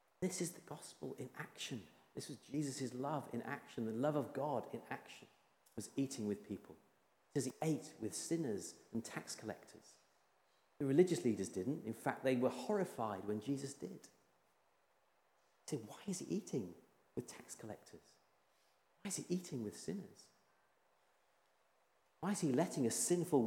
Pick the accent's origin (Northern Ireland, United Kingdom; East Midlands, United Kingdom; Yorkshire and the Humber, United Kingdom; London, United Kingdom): Yorkshire and the Humber, United Kingdom; When I was a young lad growing up in Yorkshire